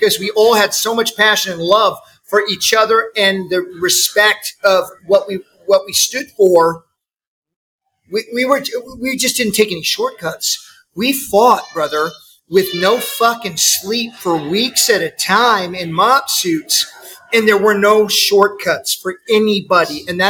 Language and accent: English; Kansas City, Missouri, United States; Yeah, and I'm from Kansas City.